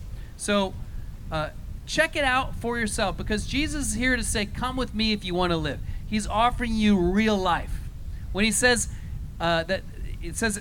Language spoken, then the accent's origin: English; Colorado, United States; moved away as an adult; when I moved here, I'm from Colorado. I've been here about over 20 years, so I've been here a long time, but I'm from Colorado.